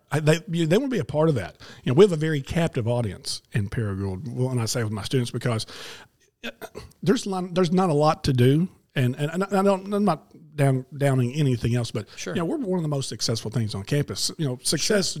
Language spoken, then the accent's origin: English; Memphis, Tennessee, United States; I grew up in Memphis